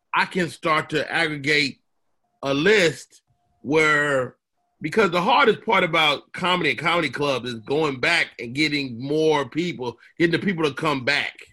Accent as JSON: {"language": "English", "town": "Chicago", "region": "Illinois", "country": "United States", "tie": "born or raised there", "said": "I'm from the South Side for real."}